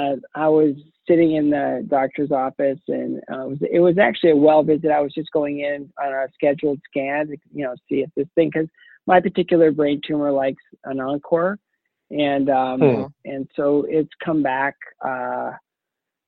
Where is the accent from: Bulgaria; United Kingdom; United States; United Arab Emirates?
United States; Ohio; I grew up in a small town in Ohio